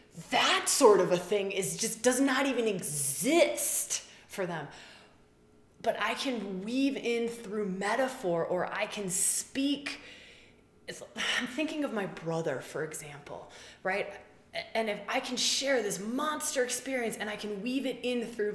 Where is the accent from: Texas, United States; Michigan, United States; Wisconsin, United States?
Wisconsin, United States; moved away; also born or lived in Australia; I grew up in Wisconsin, cheesehead, Packer fan